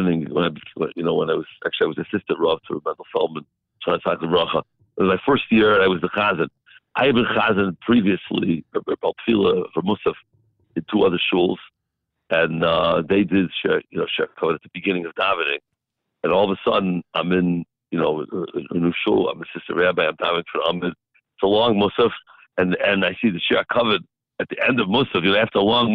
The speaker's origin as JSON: {"language": "English", "town": "St. Louis", "region": "Missouri", "country": "United States", "tie": "born or raised there", "said": "when I grew up in St. Louis, my father was chazan in Tiferes Israel"}